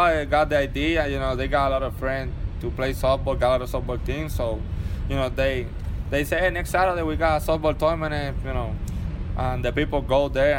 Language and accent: English; Puerto Rico; born or raised there; moved away as an adult